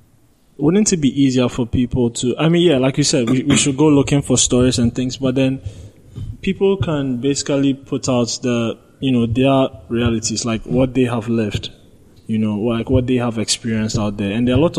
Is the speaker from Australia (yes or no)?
no; Ghana; Like, you know, as a Ghanaian, there's a story out there, you feel like, okay, this is wrong.